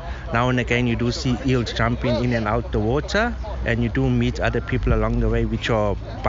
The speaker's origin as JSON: {"language": "English", "country": "South Africa", "moved": "as an adult", "lives_now": "Tauranga, New Zealand", "said": "Well, I'm actually originally from South Africa."}